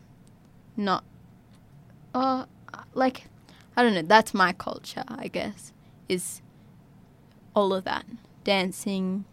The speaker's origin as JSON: {"language": "English", "town": "Yirrkala", "region": "Northern Territory", "country": "Australia", "tie": "born or raised there", "also_born_or_lived": "Darwin", "said": "growing up in Yirrkala"}